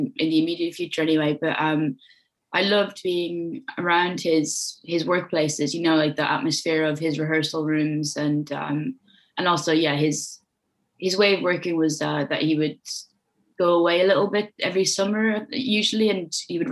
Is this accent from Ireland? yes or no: yes; Waterford, Munster, Ireland; I grew up in Waterford in Ireland, which is a small city on the southeast coast